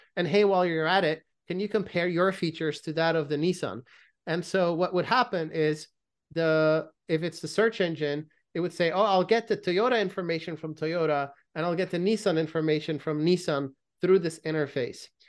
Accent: Belgium; I grew up in Belgium

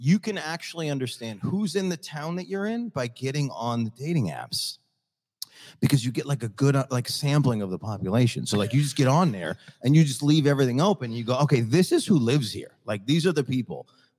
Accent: upstate New York, United States; moved away as an adult; now in Hoboken, United States; So I'm from upstate New York.

